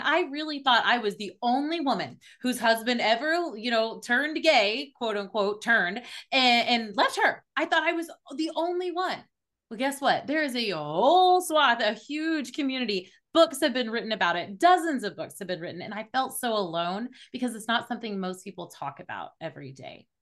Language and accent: English; Oklahoma City, Oklahoma, United States; I was born in Oklahoma City. I'm in the Bible Belt of the United States